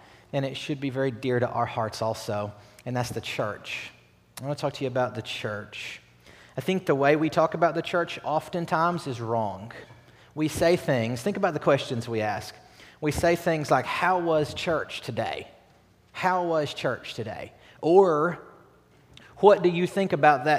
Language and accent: English; Batesville, Arkansas, United States; I'm from Batesville, Arkansas